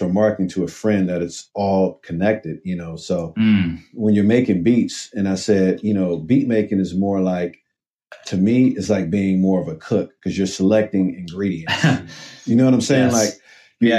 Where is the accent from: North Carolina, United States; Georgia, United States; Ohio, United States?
Ohio, United States; Cleveland; moved away as an adult; now in Brooklyn, United States